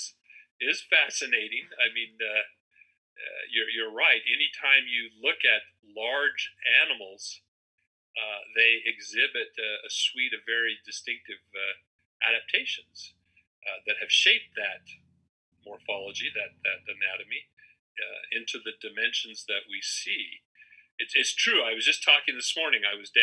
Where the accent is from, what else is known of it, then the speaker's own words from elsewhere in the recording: Salt Lake City, Utah, United States; also born or lived in Spokane / Boise / Portland / Eugene; now in Pocatello, United States; I grew up in the Intermountain West and Pacific Northwest, born in Salt Lake, lived Spokane, Boise, Portland, Eugene, you know, all over the Northwest and Intermountain West.